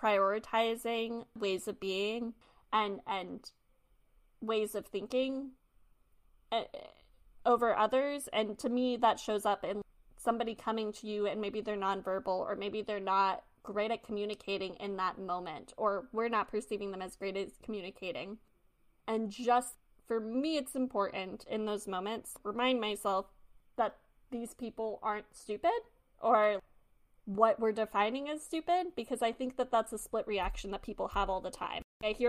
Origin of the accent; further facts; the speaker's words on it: New York City, New York, United States; I'm a New Yorker